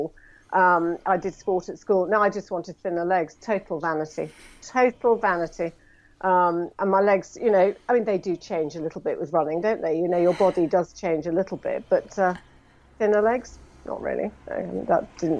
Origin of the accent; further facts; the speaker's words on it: Scotland, United Kingdom; accent: plummy; I'm a Scot